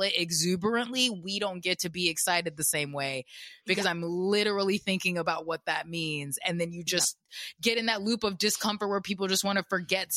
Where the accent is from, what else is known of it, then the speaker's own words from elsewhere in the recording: the South, United States; I grew up in the South